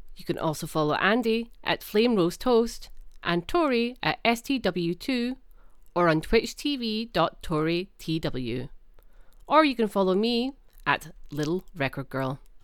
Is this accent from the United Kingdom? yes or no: yes; Edinburgh, Scotland, United Kingdom; I grew up in Edinburgh